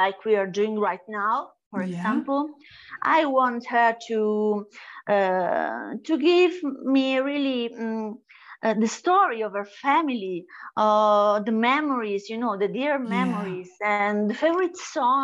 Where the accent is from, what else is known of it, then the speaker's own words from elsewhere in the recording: Italy; I am from Italy